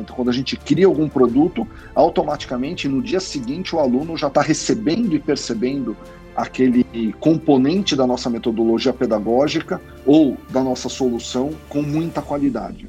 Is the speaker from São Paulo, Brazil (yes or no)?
yes; ABC region, São Paulo, Brazil; venho da região do ABC